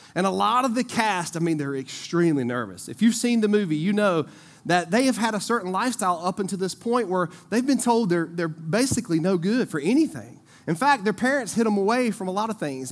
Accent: Eden, North Carolina, United States; I grew up over in Eden

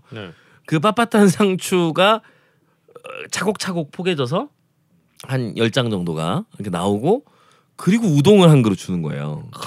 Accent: Seoul, South Korea; 이제 서울에서 왔다고 저를 접대를 해주시느라고 이것저것 맛있는 집들에 많이 데려가셨었어요.

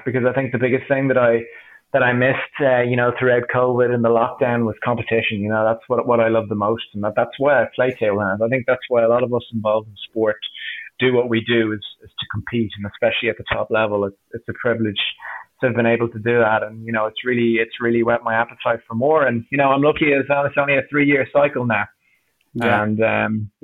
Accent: Ireland; I was from Ireland

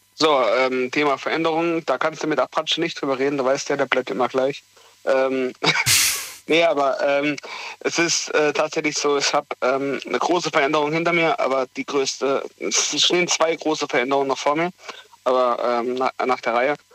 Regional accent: Heidelberg, Baden-Württemberg, Germany; weg von Heidelberg in eine neue Region, ähm, weg von meiner Heimat sozusagen, wo ich 21 Jahre dann zu dem Abschluss, wenn ich da fertig bin, 22 Jahre gelebt habe

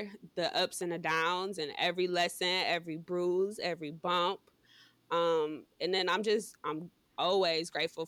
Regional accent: Cleveland Heights, Ohio, United States; now in Cleveland, United States; I am from Cleveland Heights

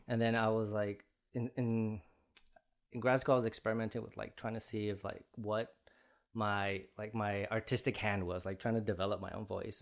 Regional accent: Chicago Heights, Illinois, United States; I'm from Chicago Heights in the south side of Chicago.

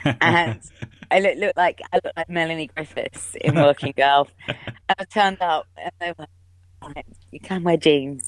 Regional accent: Cheltenham, South West England, United Kingdom; moved away as an adult; now in London, United Kingdom; I would have to move back home. And I'm from Cheltenham in Gloucestershire

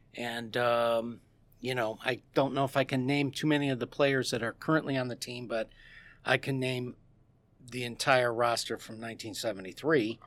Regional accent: Dundee, Illinois, United States; moved away as an adult; now in St. Charles, United States; I, my brother, my business partner and I, we grew up in Dundee

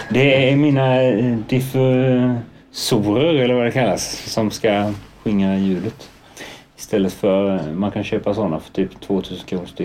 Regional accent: Trekanten, Kalmar County, Sweden; also born or lived in Blomstermåla; Jag är uppväxt i Trekanten, ett litet samhälle som ligger eh, två mil utanför Kalmar. Ja. Eh, ett, eh, en riktig sån svensk små, småortsidyll, verkligen. Så där bodde jag

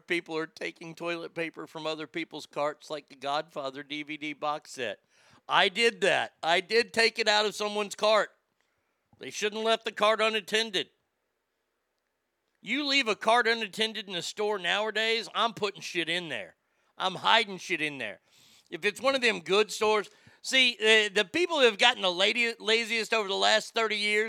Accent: Dallas, Texas, United States; moved away as an adult; also born or lived in Reno / Sacramento; when I was growing up in Dallas

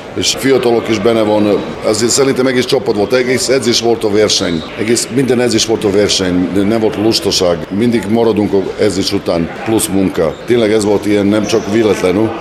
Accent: Subotica, Vojvodina, Serbia; Hungarian is a second language; now in Szeged, Hungary; Szeged ismerem, mint szabadkai vagyok

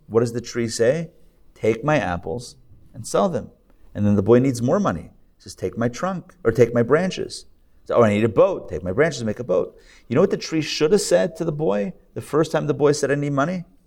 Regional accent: Israel; I'm Israeli, by the way. I was born in Israel

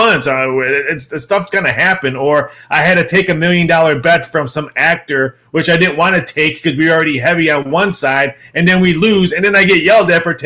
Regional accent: Chicago, Illinois, United States; now in Las Vegas, United States; Born and raised in Chicagoland area

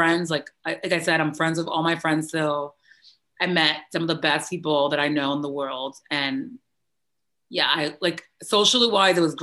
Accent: New York City, New York, United States; So I'm born and raised in the Bronx, New York, and I was born December 2nd, 1988.

